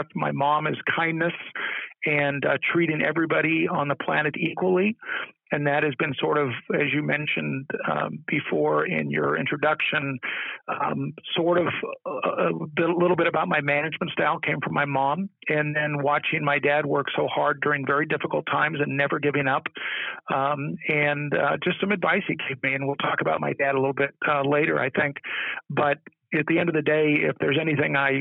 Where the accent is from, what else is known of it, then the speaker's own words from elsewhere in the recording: Southern California, United States; I grew up in Southern California